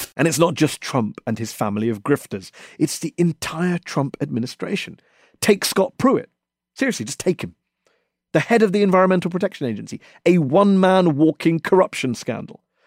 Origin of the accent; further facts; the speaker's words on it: England, United Kingdom; I was born and brought up in England, but I'm also of Indian heritage